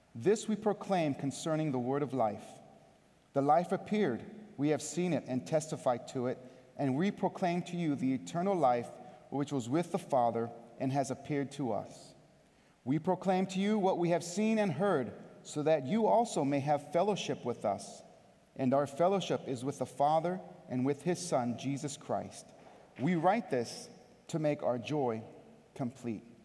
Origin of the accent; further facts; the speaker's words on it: California, United States; moved away as an adult; also born or lived in Brooklyn, New York; now in Buffalo, United States; I'm from California. I've lived in Buffalo for one year. I've lived in Brooklyn for three years previously